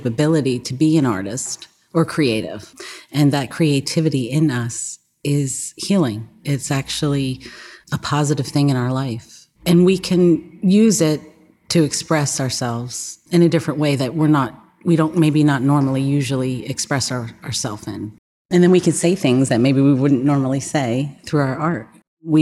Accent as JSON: {"language": "English", "town": "Toms River", "region": "New Jersey", "country": "United States", "also_born_or_lived": "Pittsburgh, Pennsylvania", "accent": "New Jersey", "moved": "as an adult", "lives_now": "Aliquippa, United States", "said": "I'm originally from the Jersey Shore"}